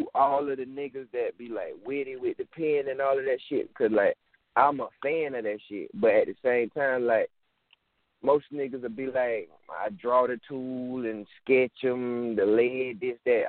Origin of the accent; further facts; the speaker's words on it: Marion, South Carolina, United States; I'm from Marion, South Carolina